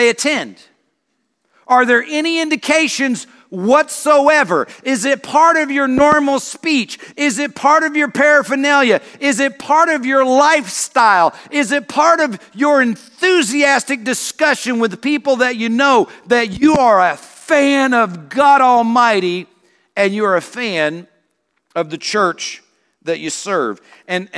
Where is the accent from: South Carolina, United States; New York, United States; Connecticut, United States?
South Carolina, United States; I grew up in South Carolina